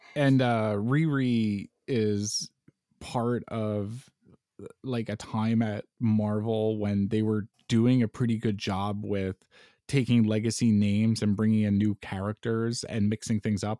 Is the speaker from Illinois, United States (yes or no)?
no; New York, United States; I'm a New Yorker